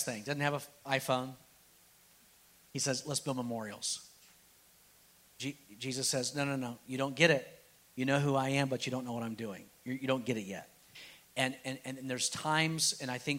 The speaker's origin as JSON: {"language": "English", "country": "United States", "said": "I am a Christian before I'm an American"}